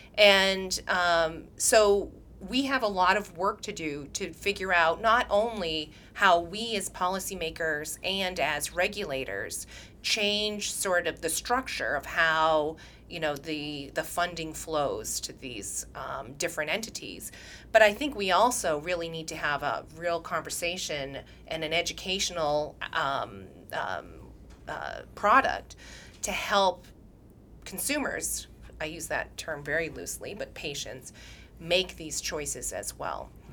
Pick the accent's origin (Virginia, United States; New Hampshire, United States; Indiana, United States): New Hampshire, United States; now in Massachusetts, United States; I grew up in New Hampshire.